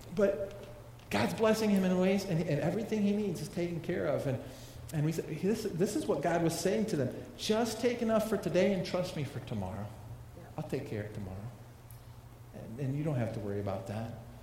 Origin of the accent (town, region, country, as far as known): United States